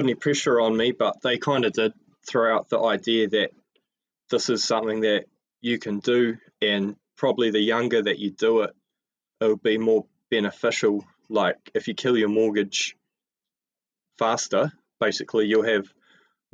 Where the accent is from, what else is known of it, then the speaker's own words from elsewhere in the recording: Tauranga, Bay of Plenty, New Zealand; I grew up in Tauranga